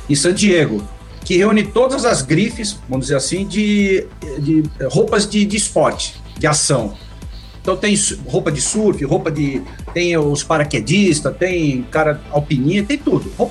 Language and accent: Portuguese; Maresias, São Paulo, Brazil; ah, porque eu sou lá de Maresias, tenho casa lá, tudo.